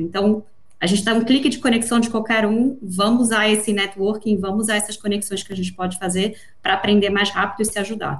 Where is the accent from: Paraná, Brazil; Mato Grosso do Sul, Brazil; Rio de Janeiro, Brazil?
Rio de Janeiro, Brazil; moved away; also born or lived in São Paulo; Eu acho que é importante pontuar pelo meu sotaque. Primeiro, eu sou carioca de nascimento, paulista de coração